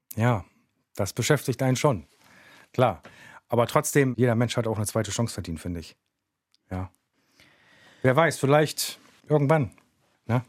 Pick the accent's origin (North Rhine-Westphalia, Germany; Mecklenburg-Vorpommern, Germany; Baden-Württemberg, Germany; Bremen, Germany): Bremen, Germany; Aufgewachsen bin ich im Viertel. Also ich bin ein Kind des Viertels.